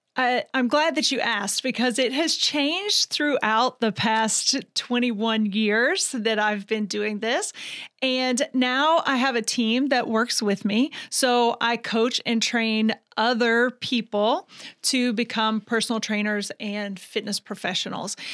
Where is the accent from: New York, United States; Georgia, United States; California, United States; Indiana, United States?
Georgia, United States; Vidalia; moved away as an adult; now in Ocala, United States; I'm from Vidalia, Georgia. So that's where I was born and raised the majority of my life